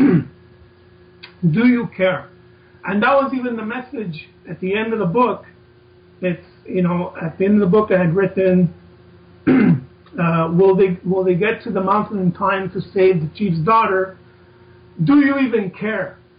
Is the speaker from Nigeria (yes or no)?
no; Montreal, Quebec, Canada; a kid growing up in Canada, Montreal, Canada